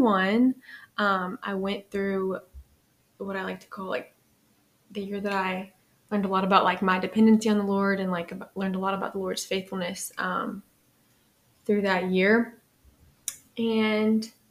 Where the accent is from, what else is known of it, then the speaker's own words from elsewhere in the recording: Lafayette, Louisiana, United States; So I'm from Lafayette. I was raised in a religious home